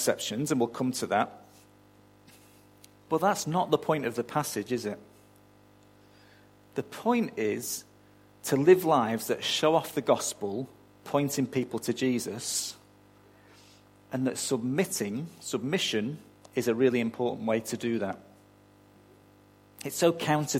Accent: United Kingdom; now in Australia; You can barely tell I wasn't born here, can you?

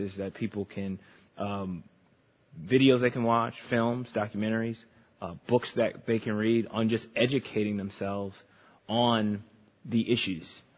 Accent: Chicago, Illinois, United States; growing up in the Chicagoland area, I went to a private school

